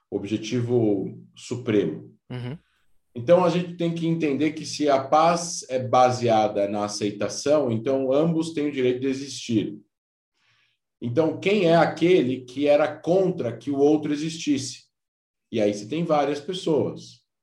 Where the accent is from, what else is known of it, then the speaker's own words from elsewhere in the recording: Israel; e não é porque eu sou israelense, que existem mais vilões.